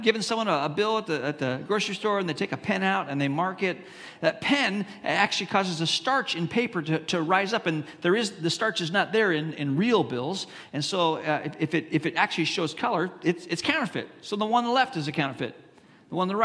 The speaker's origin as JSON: {"language": "English", "country": "Hong Kong", "tie": "born or raised there", "moved": "yes", "said": "I grew up in Hong Kong, China, and in Hong Kong, especially when I was growing up there"}